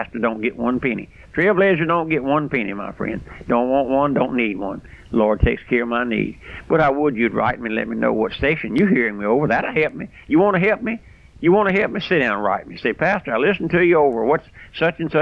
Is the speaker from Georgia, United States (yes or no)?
no; South Louisiana, United States; I'm just an old country boy raised out here in South Louisiana on a strawberry patch.